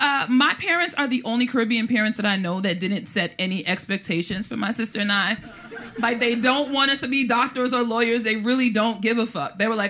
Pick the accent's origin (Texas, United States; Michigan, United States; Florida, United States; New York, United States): New York, United States; New York City; I already speak like this because I'm from Brooklyn.